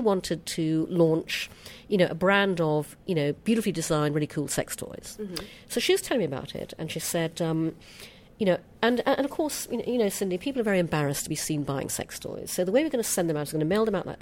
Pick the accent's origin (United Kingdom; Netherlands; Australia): United Kingdom; accent: British; my British accent